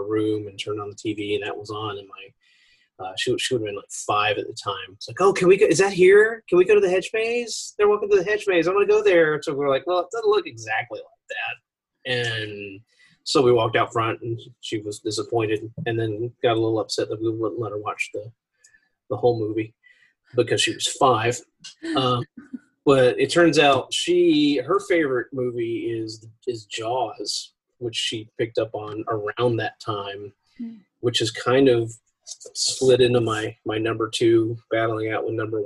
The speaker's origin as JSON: {"language": "English", "town": "Hampton", "region": "Virginia", "country": "United States", "tie": "born or raised there", "moved": "yes", "lives_now": "Burkittsville, United States", "said": "originally I grew up in Hampton, Virginia, the home of Blackbeard"}